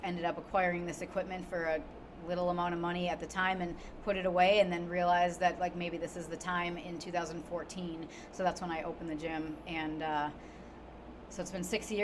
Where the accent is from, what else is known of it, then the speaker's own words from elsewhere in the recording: Wisconsin, United States; moved away as an adult; now in Indianapolis, United States; I am originally from Wisconsin, so go Bucky. I grew up. I was born and raised there, and I was there until I turned about 30